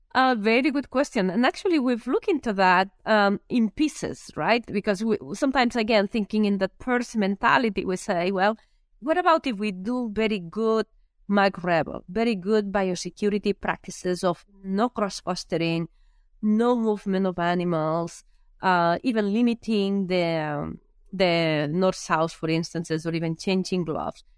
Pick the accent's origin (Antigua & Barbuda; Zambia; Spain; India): Spain; Lleida, Catalonia; English is a second language; moved away as an adult; also born or lived in Minnesota, United States; now in United States; I am from a very small area in Spain, or a small town in Spain, in an area which I actually, I call it the Iowa of Spain, uh, when it comes down to pigs, right? It's Lleida